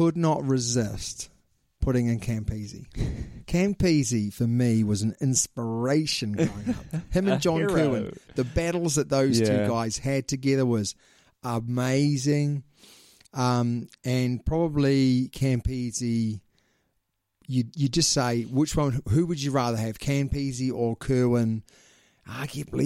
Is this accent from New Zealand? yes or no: yes; New Zealand; we are two Kiwis